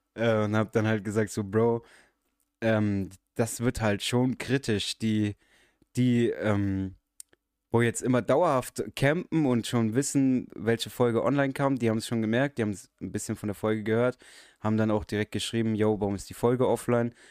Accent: Germany; ich bin halber Araber, bin aber in deutschen Verhältnissen aufgewachsen

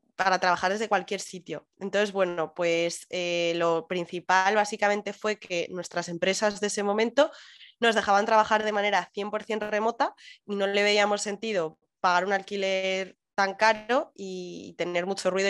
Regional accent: Madrid, Community of Madrid, Spain; moved away as an adult; now in Canary Islands, Spain; soy muy madrileña

